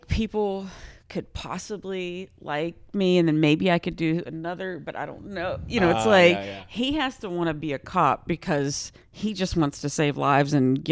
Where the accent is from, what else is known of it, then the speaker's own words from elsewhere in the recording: Texas, United States; because I'm like from the South, I'm from Texas